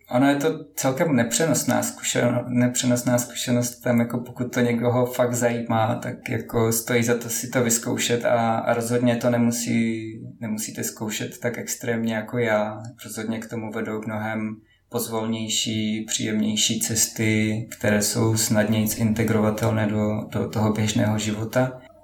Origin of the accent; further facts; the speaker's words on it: Moravia, Czechia; Pocházím z Moravy